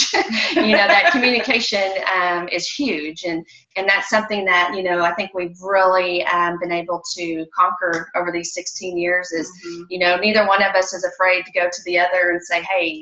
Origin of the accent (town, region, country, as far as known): Oklahoma, United States